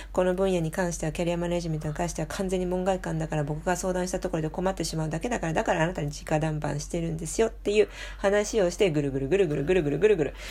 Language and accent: Japanese; France; Japanese is a second language; now in Japan; フランス人として日本のね大学に初めて、えーと、教員として身を置いた